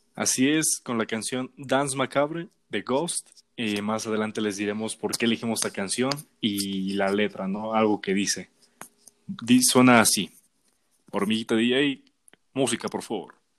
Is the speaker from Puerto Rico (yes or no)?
no; Mexico; somos mexicanos